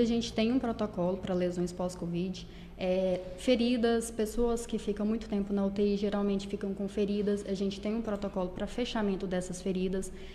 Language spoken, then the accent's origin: Portuguese; Corumbaíba, Goiás, Brazil; moved away as an adult; now in Caldas Novas, Brazil; eu sou de Corumbaíba, mudei para Caldas Novas tem pouco tempo, tem mais ou menos um ano e meio